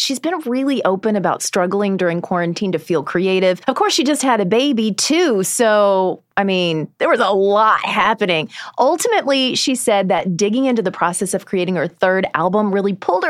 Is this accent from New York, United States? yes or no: no; Indiana, United States; born or raised there; moved away